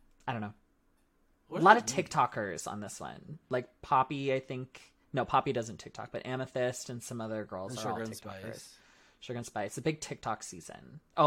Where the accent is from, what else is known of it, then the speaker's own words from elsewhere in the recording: Canada; We are Canadian.